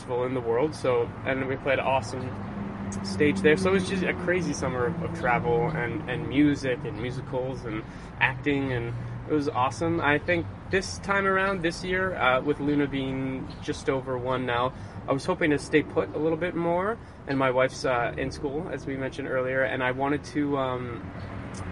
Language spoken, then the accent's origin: English; London, Ontario, Canada; also born or lived in Montreal / Ottawa; now in Toronto, Canada; I grew up singing in the Mobley Boys Choir in London, Ontario.